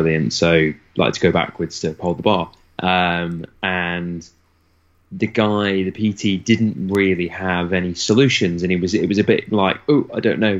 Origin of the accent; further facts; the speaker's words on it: United Kingdom; I'm very British